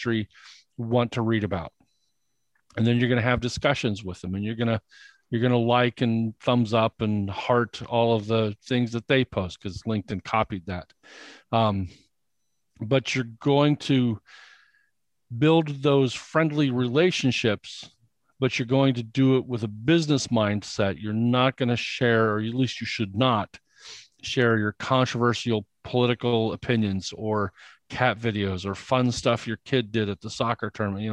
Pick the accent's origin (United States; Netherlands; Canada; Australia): United States; Indiana; I grew up in Indiana, and in Indiana, we were taught that talking about yourself is bragging